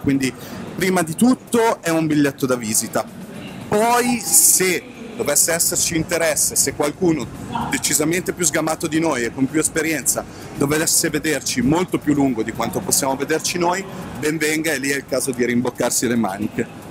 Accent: Lake Como, Lombardy, Italy; dalle nostre parti, sul lago di Como

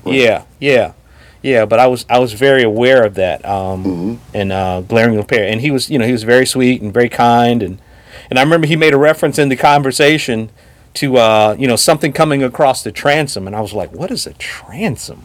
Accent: Chicago, Illinois, United States; I'm from Chicago

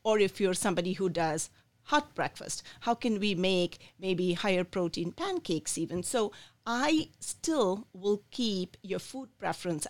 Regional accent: India; moved away as an adult; also born or lived in Michigan, United States; now in Lansing, United States; I was born in India. I came here when I was 24 years old

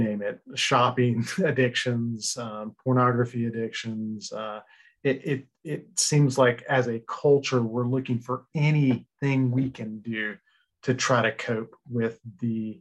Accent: Florida, United States; also born or lived in Chicago; I am a Florida boy. I've been born and raised in Florida, lived here my whole life

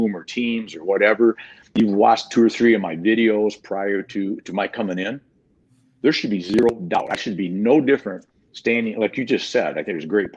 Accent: Michigan, United States; accent: mid-Michigan farmer boy, hillbilly; now in Florida, United States; growing up in Michigan, closer to Canada and closer to the UP sometimes

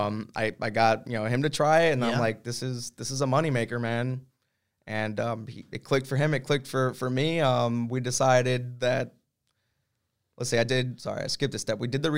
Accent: Brazil; So Brazil, I'm from Brazil via the surfing community

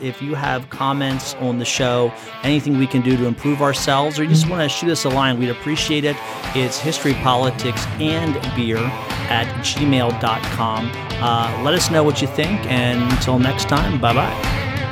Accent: United States; I'm born in America

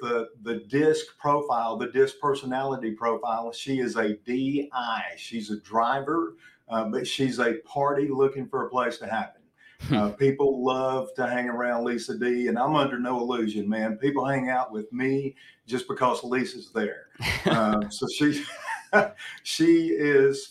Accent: Memphis, Tennessee, United States; born in Memphis, Tennessee, to a single mom

